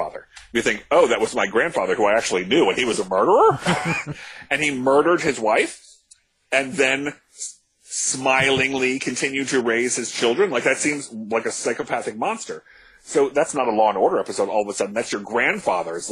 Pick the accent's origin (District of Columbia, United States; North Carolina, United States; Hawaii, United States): District of Columbia, United States; D.C.; now in New York City, United States; I grew up outside Washington, D.C.